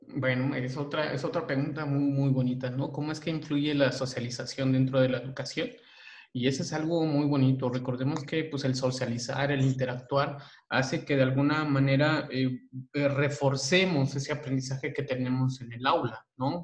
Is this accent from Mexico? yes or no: yes; Chiapas, Mexico; la cultura, al menos este, chiapaneca, ¿verdad? Yo voy a hablar de donde yo nací